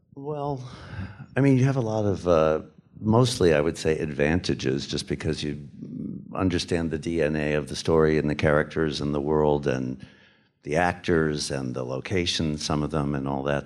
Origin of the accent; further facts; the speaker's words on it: United States; going in as an American